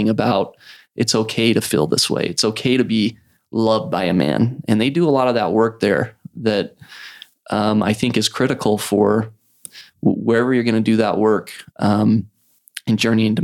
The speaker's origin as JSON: {"language": "English", "town": "Idaho Falls", "region": "Idaho", "country": "United States", "tie": "born or raised there", "also_born_or_lived": "Provo, Utah / Salt Lake City, Utah / New York", "moved": "as an adult", "said": "growing up in Idle Falls"}